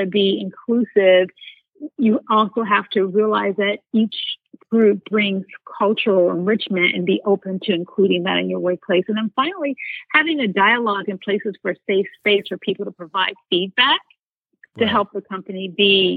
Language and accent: English; United States; as an American and as a Black woman